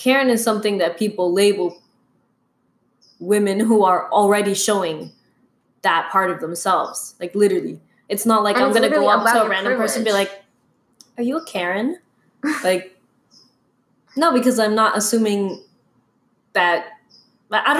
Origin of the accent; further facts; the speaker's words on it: Peru; as a Peruvian... as a woman of color